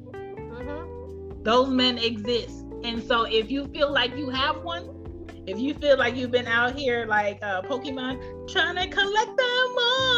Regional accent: Jamaica; me being Jamaican

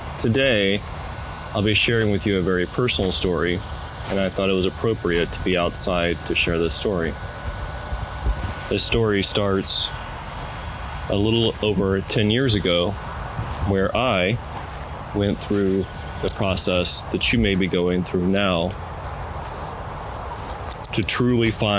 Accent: the South, United States; moved away as an adult; also born or lived in West Coast; I was born and raised in the South

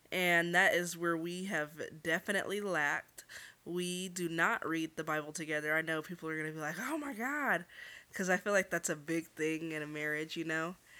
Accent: Los Angeles, California, United States; U C L A Medical Center

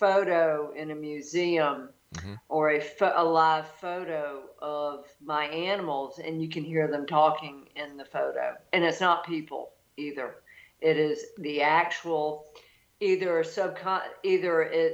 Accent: Deep South, United States; I grew up in the Deep South

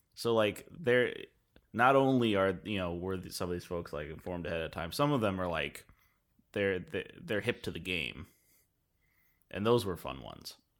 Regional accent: United States; us being American

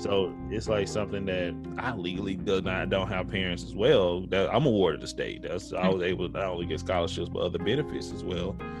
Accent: Tyler, Texas, United States; I'm from Tyler, okay, East Texas, but my majority of my family lives in the Metroplex, Dallas Fort Worth

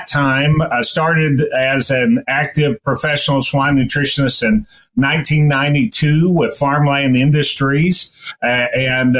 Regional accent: East Tennessee, United States; moved away as an adult; also born or lived in Nebraska; I grew up in East Tennessee

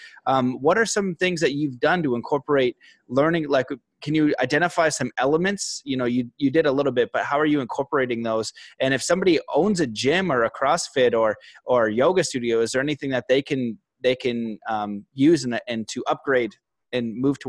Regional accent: Cambridge, East of England, United Kingdom; I grew up in my hometown now, Cambridge, which I'm liking more, but I wanted to live in the mountains.

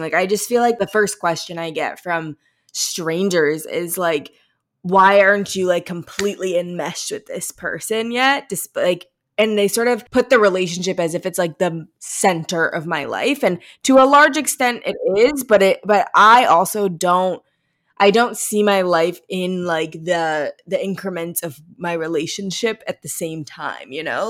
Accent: Missouri, United States; we're from Missouri

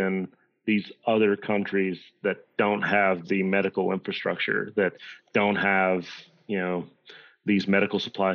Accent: Virginia, United States; I grew up in Podunk, nowhere, Virginia

